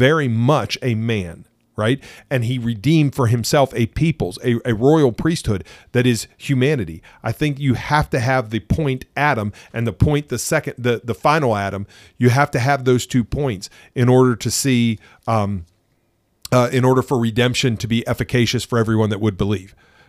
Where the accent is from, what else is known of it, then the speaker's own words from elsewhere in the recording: England, United Kingdom; Well, than the fact that I am an alien from England.